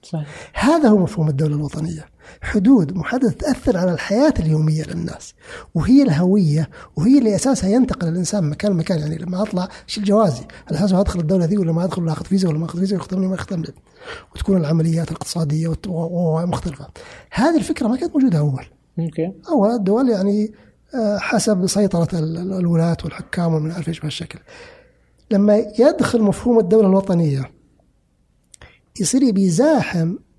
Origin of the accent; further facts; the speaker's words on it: Saudi Arabia; أنا كسعودي